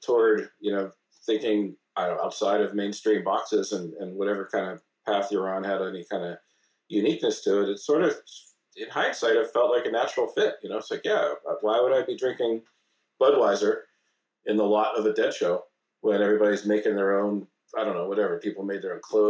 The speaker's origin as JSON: {"language": "English", "town": "Pittsburgh", "region": "Pennsylvania", "country": "United States", "also_born_or_lived": "Boston, Massachusetts", "moved": "yes", "lives_now": "San Francisco, United States", "said": "I'm from Pittsburgh, Pennsylvania, and I went to school in Boston"}